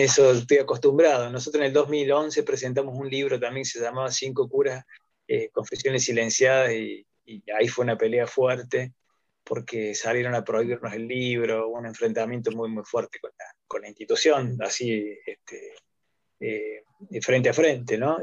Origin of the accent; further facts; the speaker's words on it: Río Tercero, Córdoba, Argentina; soy de Córdoba, eh, Río Tercero, ahí me van a poder ubicar